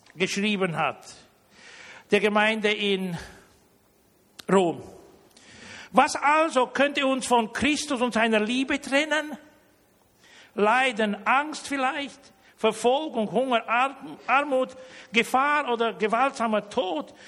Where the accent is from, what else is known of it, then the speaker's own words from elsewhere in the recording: Romania; now in Germany; ich bin deutscher Herkunft, aber ich, ich bin in Rumänien geboren worden.